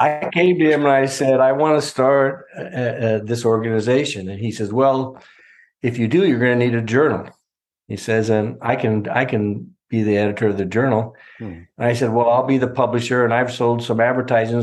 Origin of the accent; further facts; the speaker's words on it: California, United States; I was from California